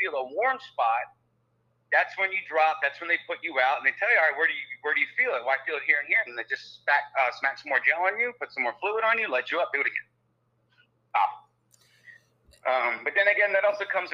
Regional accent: New Jersey, United States; moved away as an adult; also born or lived in Fort Lauderdale, Florida; now in Orlando, United States; growing up in South Jersey

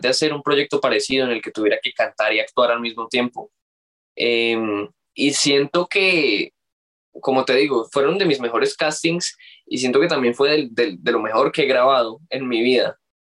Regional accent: Colombia; yo siendo colombiano

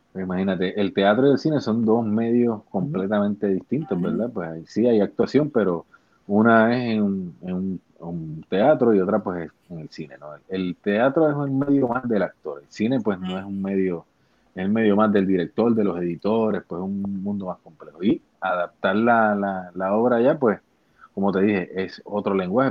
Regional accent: Bayamón, Puerto Rico; yo soy un actor puertorriqueño, tengo 43 años, nací en el pueblo de Bayamón

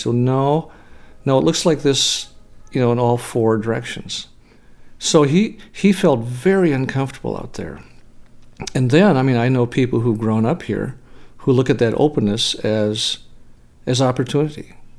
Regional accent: Fargo, North Dakota, United States; born there; I'm a photographer, a landscape photographer. I was born in Fargo, North Dakota in 1949.

